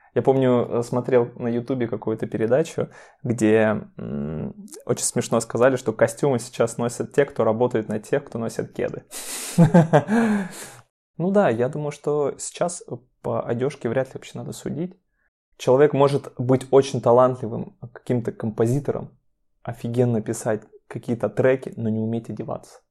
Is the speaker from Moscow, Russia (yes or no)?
no; Chelyabinsk, Chelyabinsk Oblast, Russia; moved away; Я сам приехал из Челябинска, мы с Машей из Челябинска